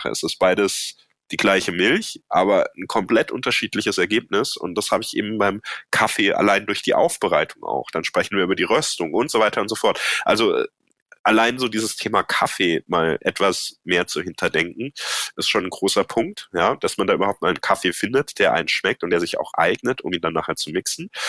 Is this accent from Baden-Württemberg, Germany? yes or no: yes; Baden-Württemberg, Germany; Ja, ich komme ja aus dem Badischen ursprünglich und da gibt's ein Sprichwort